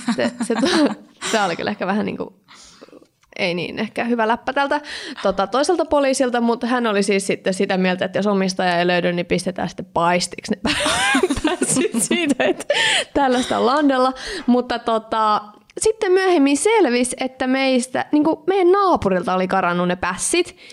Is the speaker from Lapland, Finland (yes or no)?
no; Kirkkonummi, Uusimaa, Finland; now in Espoo, Finland; olen siis asunut lapsena Eevitskuukissa